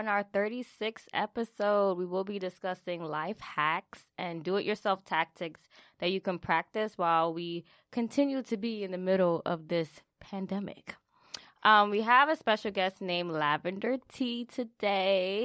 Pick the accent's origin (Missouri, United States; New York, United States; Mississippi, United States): New York, United States; New York City; we went to high school together in the Bronx.